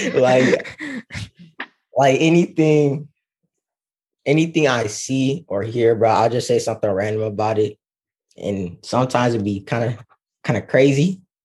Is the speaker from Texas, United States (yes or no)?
yes; Dallas, Texas, United States; I'm from Dallas, Texas